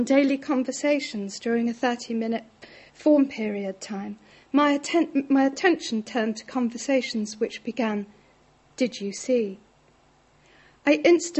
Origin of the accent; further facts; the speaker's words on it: London, United Kingdom; being a plastic paddy growing up in London in an Irish Catholic family